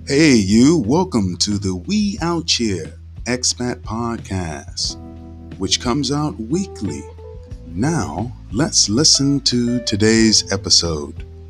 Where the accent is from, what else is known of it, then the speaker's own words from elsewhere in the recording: Texas, United States; now in Vietnam; I'm from Texas